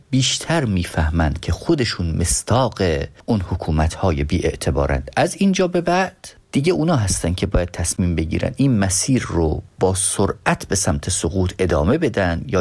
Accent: northern Iran, Iran; با توجه به اینکه خودم شمالی هستم

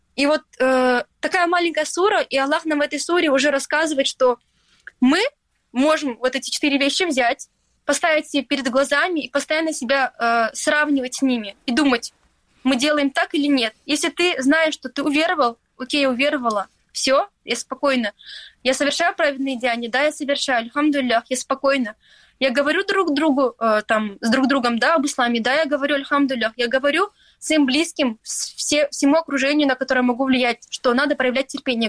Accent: Stary Krym, Crimea, Ukraine; now in Turkey; я выросла в Крыму, в маленьком городе, Старом Крыму

